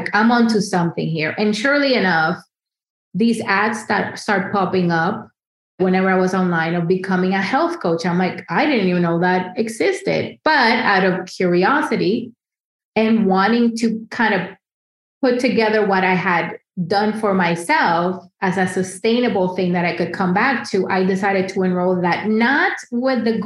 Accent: Dominican Republic; moved away as an adult; now in New York City, United States; I grew up in the Dominican Republic

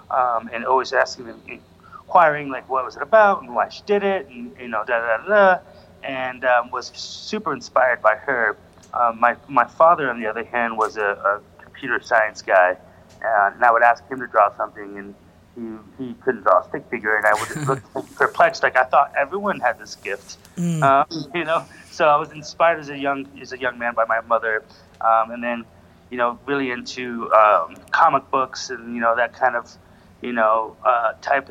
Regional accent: Idaho Springs, Colorado, United States; also born or lived in Chicago / Westminster, Colorado / Denver; I grew up in Idaho Springs, which is a small mountain town.

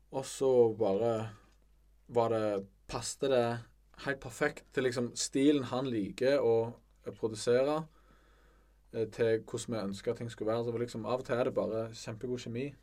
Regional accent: Bryne, Rogaland, Norway; vi er begge fra Bryne

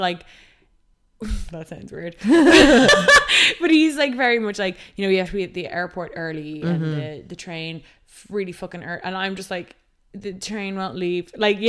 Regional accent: Ireland; you're never going to be baked and bronzed before you go away, being an Irish North Atlantic gal.

